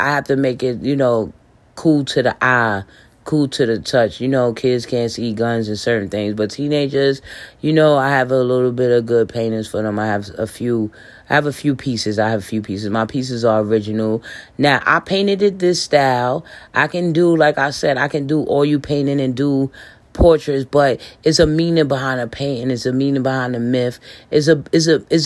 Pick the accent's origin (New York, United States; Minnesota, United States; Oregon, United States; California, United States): New York, United States; New York City; now in North Carolina, United States; I'm from the Bronx